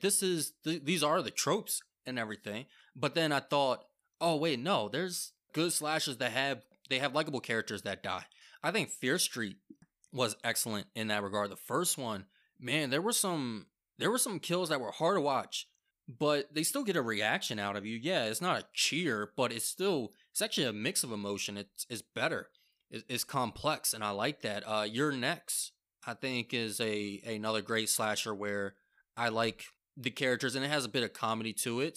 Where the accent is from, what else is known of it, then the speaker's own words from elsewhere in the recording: Maryland, United States; we're from Maryland